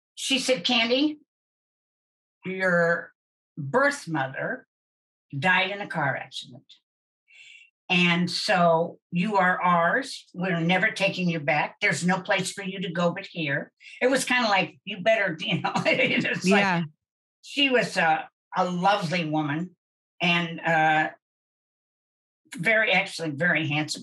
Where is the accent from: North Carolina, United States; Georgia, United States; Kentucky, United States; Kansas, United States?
Kansas, United States; Wichita; I'm from Wichita, and there's no place to sneak